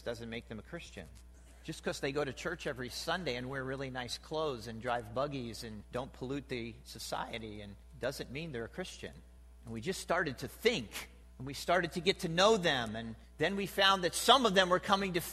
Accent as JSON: {"language": "English", "region": "New Jersey", "country": "United States", "moved": "yes", "lives_now": "Ohio, United States", "said": "I'm from New Jersey."}